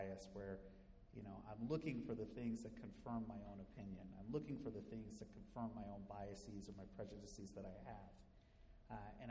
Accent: Midwest, United States; growing up in the Midwest in a predominantly white community

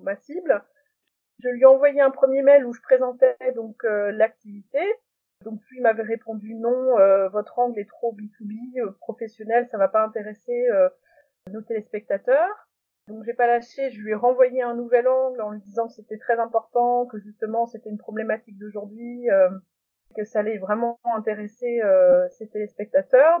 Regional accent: North Finistère, small village near Saint-Pol-de-Léon, Brittany, France; also born or lived in United States; je suis du Finistère Nord et j'ai eu de la chance d'avoir des Irlandais et des Irlandaises qui passaient dans les écoles quand j'étais en grande section et en CP

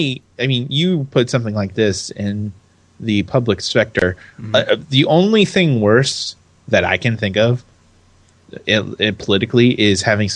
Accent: United States; it's kind of gratifying to me as an American

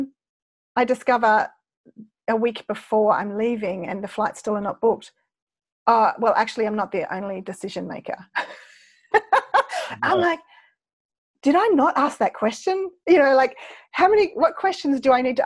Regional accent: Australia; I'm an Aussie

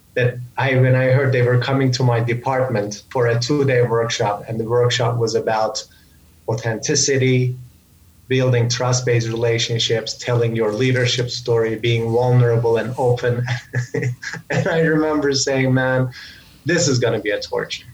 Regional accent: Samsun, Turkey; moved away as an adult; also born or lived in United States; my hometown in Turkey, Samsun, which is on the northern part of Turkey.

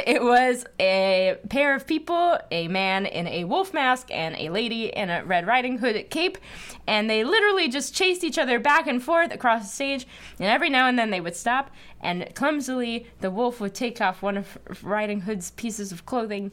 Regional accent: New Jersey, United States; moved away as an adult; also born or lived in Massachusetts; now in Brooklyn, United States; I was from New Jersey

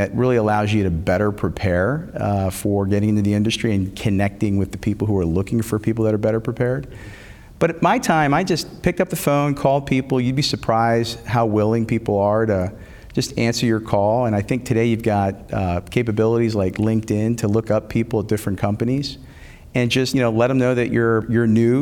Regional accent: Philadelphia, Pennsylvania, United States; I grew up in the Philadelphia area

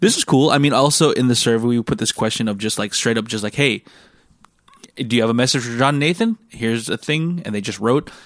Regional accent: United States; moved away; also born or lived in Singapore; when I was growing up in America

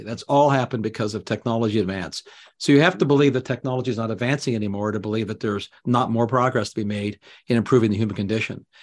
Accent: Canada; moved away; Canadian expat, I mean, I'm still Canadian. I grew up there.

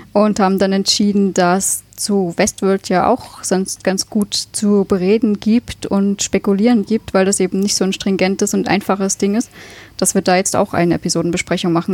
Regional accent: Leipzig, Saxony, Germany; moved away as an adult; now in Austria; ich komme ursprünglich aus Leipzig und bin halt inzwischen seit sechs Jahren in Österreich.

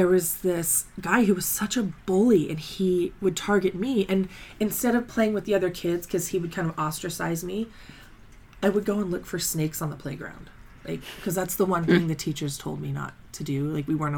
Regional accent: Colorado Springs, Colorado, United States; I grew up in Colorado Springs

